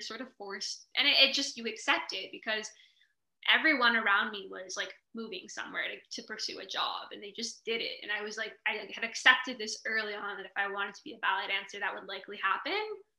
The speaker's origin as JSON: {"language": "English", "country": "Canada", "tie": "born there", "said": "I was born in Canada."}